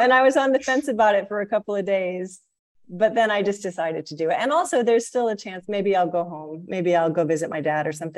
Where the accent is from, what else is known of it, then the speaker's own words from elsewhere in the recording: Missouri, United States; moved away as an adult; now in Malaysia; I am a member of the Midwestern region, because I'm from Missouri.